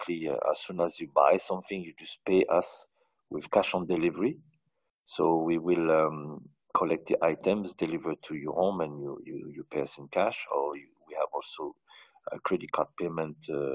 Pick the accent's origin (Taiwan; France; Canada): France; moved away as an adult; now in United Arab Emirates; I grew up in France from a family of 13